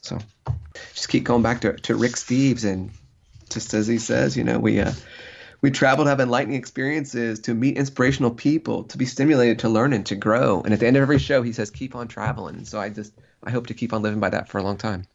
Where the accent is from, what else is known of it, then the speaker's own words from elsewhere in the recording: Central Illinois, United States; people I grew up with in Central Illinois